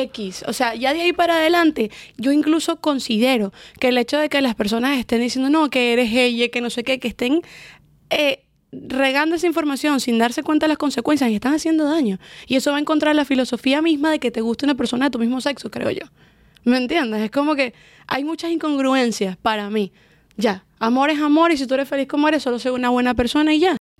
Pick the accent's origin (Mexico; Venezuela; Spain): Venezuela; Valencia, Carabobo; moved away as an adult; Nacida y crecí en Venezuela y me vine para acá cuando tenía 20 añitos.